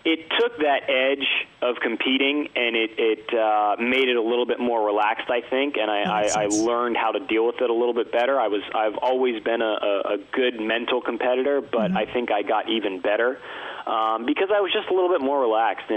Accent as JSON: {"language": "English", "town": "Atlanta", "region": "Georgia", "country": "United States", "tie": "born or raised there", "said": "I actually grew up in Atlanta and had surgery at Emory University"}